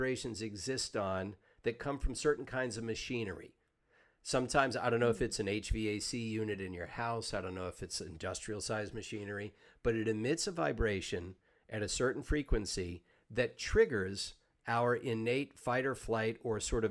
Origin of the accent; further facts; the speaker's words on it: Savannah, Georgia, United States; I grew up in Savannah, Georgia, which for the United States is an old city.